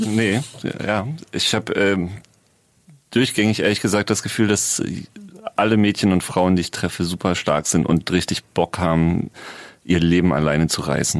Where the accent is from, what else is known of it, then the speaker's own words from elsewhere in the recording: Berlin, Germany; wir kommen beide aus Prenzlauer Berg, sind da irgendwie entweder sogar, ne, geboren nicht, aber aufgewachsen